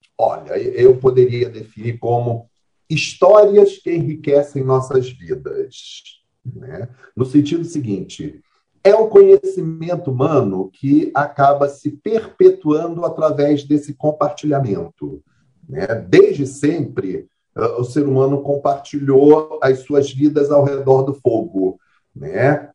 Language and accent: Portuguese; Brazil; nós somos como brasileiros